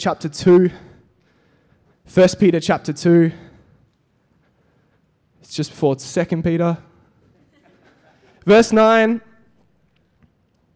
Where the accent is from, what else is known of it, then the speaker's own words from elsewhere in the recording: Perth, Western Australia, Australia; moved away as an adult; also born or lived in Europe; now in Melbourne, Australia; I grew up in Perth